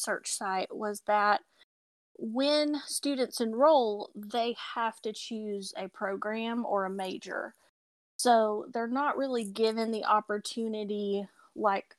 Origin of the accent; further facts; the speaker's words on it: Tennessee, United States; now in Asheville, United States; I am Tennessee born, so you may hear my accent come through